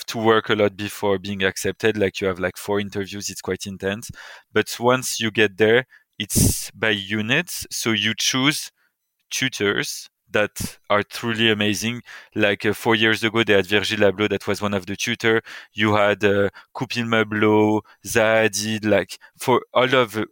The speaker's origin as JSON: {"language": "English", "town": "Paris", "region": "Île-de-France", "country": "France", "tie": "born or raised there", "also_born_or_lived": "United Kingdom / United States / Buenos Aires / Australia", "moved": "as an adult", "said": "I was born in Paris, and I left Paris a decade ago when I moved to the UK to study."}